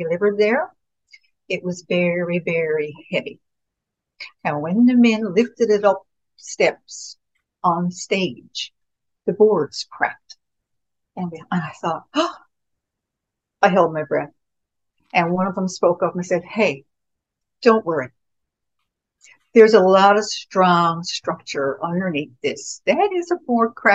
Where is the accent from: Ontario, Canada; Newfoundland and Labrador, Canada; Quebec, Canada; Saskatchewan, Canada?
Newfoundland and Labrador, Canada; Winterton; I was born and raised in Winterton